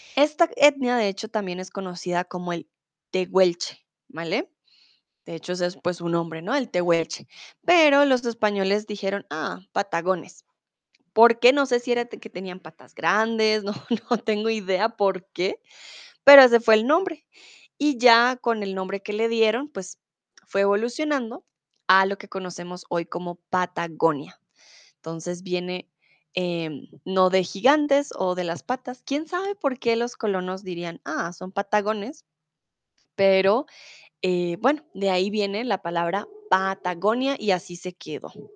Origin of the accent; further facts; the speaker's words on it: Colombia; moved away as an adult; now in Germany; soy de Colombia, soy tutora aquí en Chatterbox hace cuatro años y eh, comúnmente vivo en Alemania, ahora estoy en mi país, en Bogotá